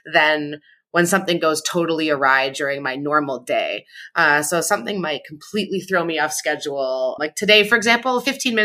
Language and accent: English; Ottawa, Ontario, Canada; now in Washington, D.C., United States; I grew up in Ottawa in Canada. And now I live in Washington, D.C.